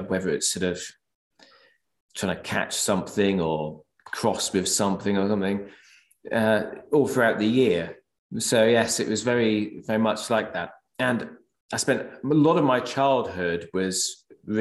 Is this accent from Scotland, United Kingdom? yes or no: no; Norwich, East of England, United Kingdom; was brought up in Norwich, which is in Norfolk